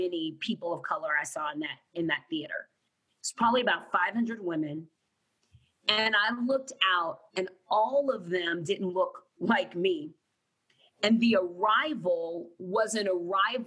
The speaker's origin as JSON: {"language": "English", "town": "San Antonio", "region": "Texas", "country": "United States", "tie": "born or raised there", "said": "I grew up in San Antonio, Texas."}